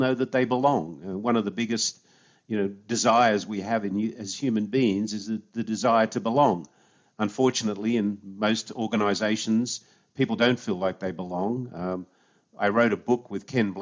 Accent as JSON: {"language": "English", "town": "Sydney", "region": "New South Wales", "country": "Australia", "tie": "born or raised there", "also_born_or_lived": "United States", "moved": "as an adult", "lives_now": "San Diego, United States", "said": "So I was born in Sydney, Australia, grew up in a suburb of Sydney called Five Dock"}